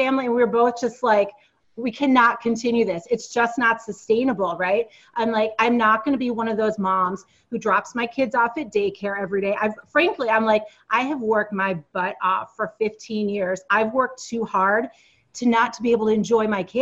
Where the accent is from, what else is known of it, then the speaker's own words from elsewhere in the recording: upstate New York, United States; also born or lived in Silicon Valley; I grew up in the Northeast. I grew up in upstate New York